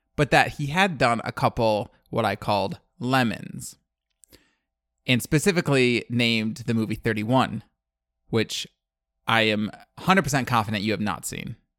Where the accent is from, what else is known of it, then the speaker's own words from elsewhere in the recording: Western Michigan, United States; I grew up in Western Michigan